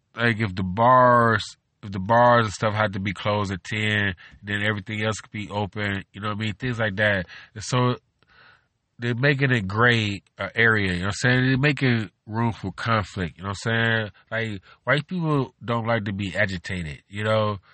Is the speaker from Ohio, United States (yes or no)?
yes; Cleveland, Ohio, United States; I'm from Cleveland, Ohio.